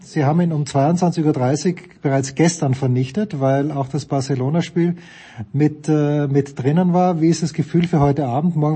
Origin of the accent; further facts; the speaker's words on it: Austria; muss ich mir ein bisschen Sorgen machen als Österreicher vor der, vor der EM.